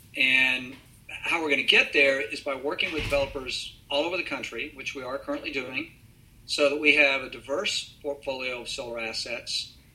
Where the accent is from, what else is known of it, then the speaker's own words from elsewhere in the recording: Texas, United States; being a Texan